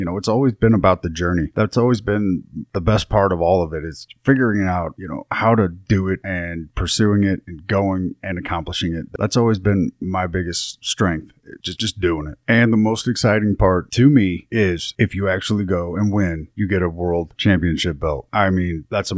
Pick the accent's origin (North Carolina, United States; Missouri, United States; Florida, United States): Missouri, United States; Troy; my hometown of Troy, Missouri